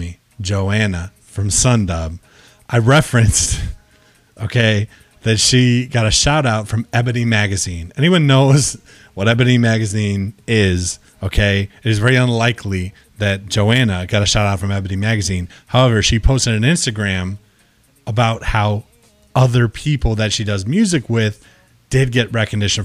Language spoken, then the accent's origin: English; California, United States; I was made in California. I was born in California